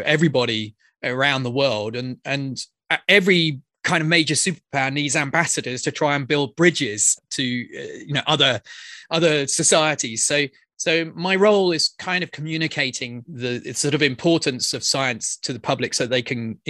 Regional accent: near Oxford, South East England, United Kingdom; I grew up just outside London, actually quite near Oxford

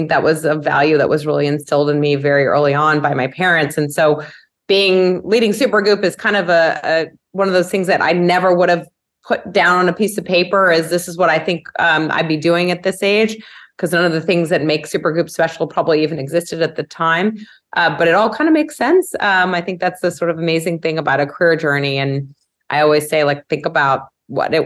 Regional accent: New York City, New York, United States; I'm a native New Yorker. I've made it all of 20 blocks in my life

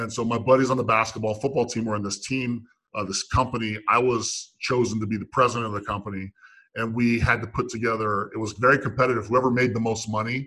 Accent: Meridian, Idaho, United States; also born or lived in Santa Clara, California; I lived in Meridian, Idaho, suburb of Boise, Idaho, okay? And that's where Hewlett Packard built all of their laser printers at the time. And so that's why we moved there from Santa Clara

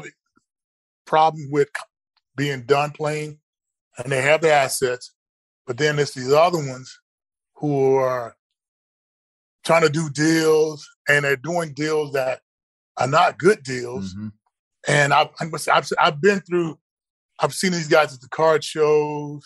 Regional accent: College Station, Texas, United States; back at Texas A&M, where I grew up here down in College Station

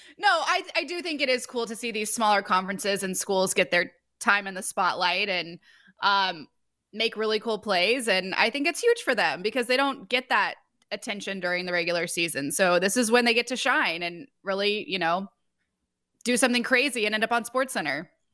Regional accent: Springfield, Missouri, United States; I grew up, I grew up in Springfield, Missouri.

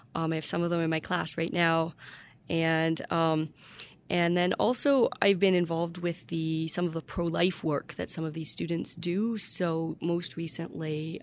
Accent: Windsor, Ontario, Canada; moved away as an adult; also born or lived in Ypsilanti, Michigan / Washington, D.C. / Seattle / Germany; now in Notre Dame, United States; I was born in Windsor, Ontario, Canada, across from Detroit

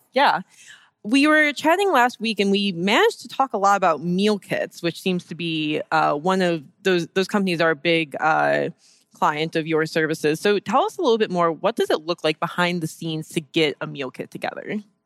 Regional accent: Detroit, Michigan, United States; I'm from Detroit

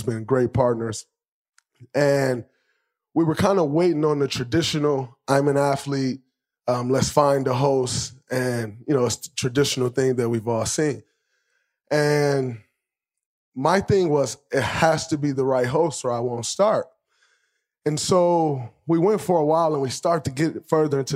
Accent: Michigan, United States; growing up in Michigan

